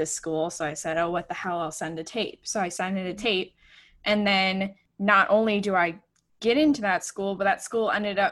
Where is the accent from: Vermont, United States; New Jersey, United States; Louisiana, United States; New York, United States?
New York, United States; Buffalo; I grew up in Buffalo, New York